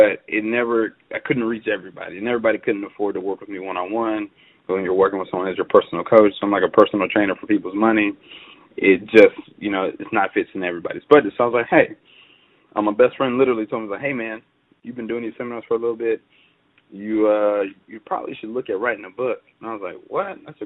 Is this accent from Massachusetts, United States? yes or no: no; Atlanta, Georgia, United States; Born and raised in Atlanta, Georgia